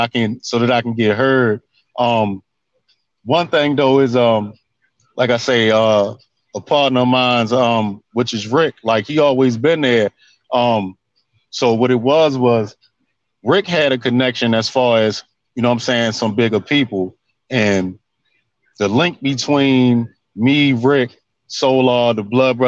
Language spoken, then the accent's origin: English; Baltimore, Maryland, United States; I was born in Baltimore City. Yeah. You know what I'm saying? Over time, you know, I transitioned to the county, but I'm back in the city now